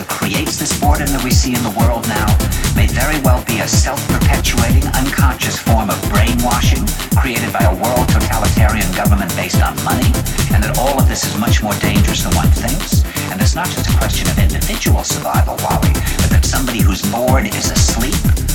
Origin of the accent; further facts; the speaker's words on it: New York, United States; "Where are you from?" And I said, "New York."